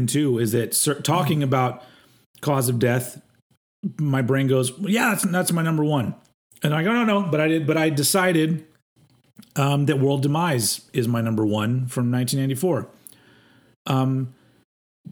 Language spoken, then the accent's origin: English; United States; I'm an American